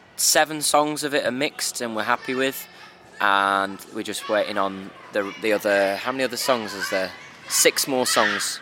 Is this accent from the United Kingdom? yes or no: yes; Black Country, West Midlands, United Kingdom; we come from the Black Country